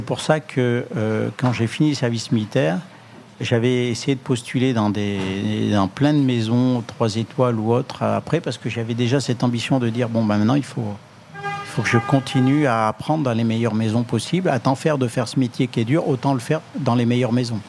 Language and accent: French; Le Puy-en-Velay, Auvergne-Rhône-Alpes, France; moved away; c'est le nom ancien euh, de ma ville natale, le Puy-en-Velay